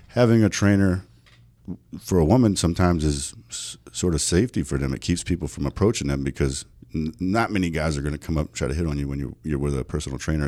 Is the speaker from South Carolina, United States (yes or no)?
yes; South Carolina, United States; moved away as an adult; also born or lived in North Dakota; now in Las Vegas, United States; growing up in South Carolina, that was a very, very, very, um, poverty-stricken area